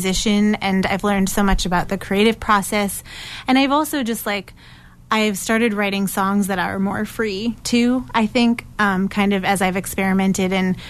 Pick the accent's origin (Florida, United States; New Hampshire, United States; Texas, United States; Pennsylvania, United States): New Hampshire, United States; moved away as an adult; also born or lived in Maine; now in Somerville, United States; I am a singer-songwriter from Somerville, originally born and raised in New Hampshire